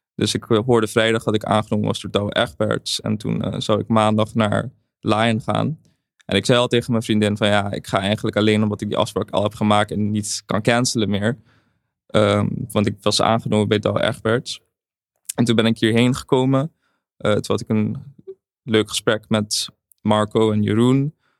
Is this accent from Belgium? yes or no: no; Curaçao; in Caribisch Nederland, waar ik vandaan kom. Ik kom uit Curaçao